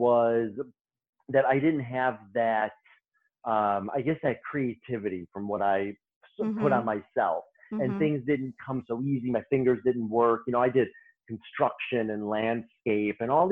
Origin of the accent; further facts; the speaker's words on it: Chicago, Illinois, United States; I started off in a salon in my hometown of Chicago in the south suburbs.